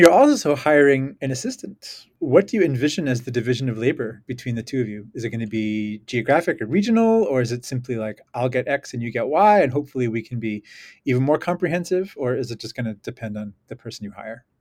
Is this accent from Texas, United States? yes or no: no; New York, United States; I'm from New York